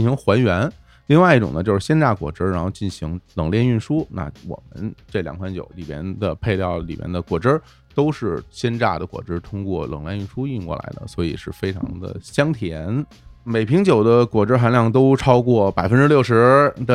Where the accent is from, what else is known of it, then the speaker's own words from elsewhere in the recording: Beijing, China; 我小时候就在我奶奶家长大，上小学之前，那个是在北京的郊区，在顺义那边